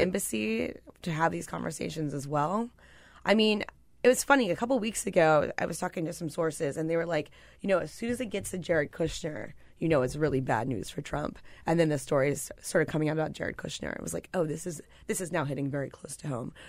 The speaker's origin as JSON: {"language": "English", "region": "Pennsylvania", "country": "United States", "said": "I'm from Pennsylvania."}